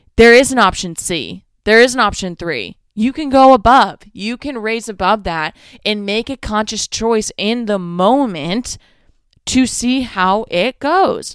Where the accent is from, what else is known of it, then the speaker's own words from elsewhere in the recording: Northeast, United States; I'm from the Northeast.